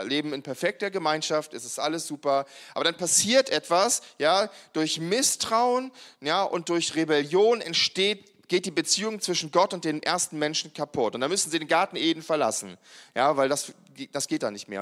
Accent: Germany; ich bin ja ein Mensch, der immer in einem Land gelebt hat, wo es irgendwie Frieden gab. Also es gab ja, äh, seit ich geboren wurde in Deutschland

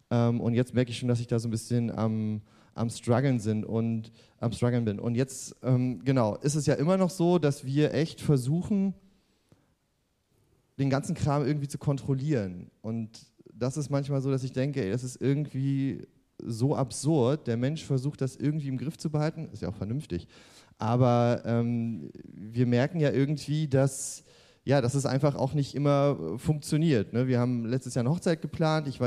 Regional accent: East Germany, Germany; Und ähm, ich komme ja auch äh, aus der DDR und da haben wir ja auch ein bisschen was mitgemacht

